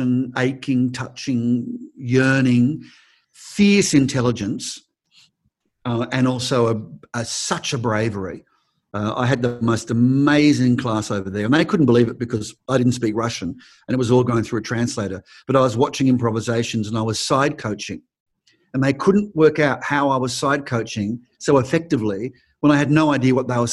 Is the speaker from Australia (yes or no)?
yes; Australia; also born or lived in United States; a lot of Americans don't even know we're Australian